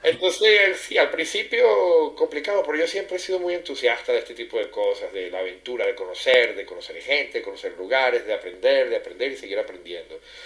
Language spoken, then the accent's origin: Spanish; Caracas, Capital District, Venezuela; moved away as an adult; now in Genoa, Italy; soy del acento, como decía, me, me traiciona, soy venezolano eh, de Caracas y bueno, viviendo en este momento y ya desde hace 17 años casi en Génova, Italia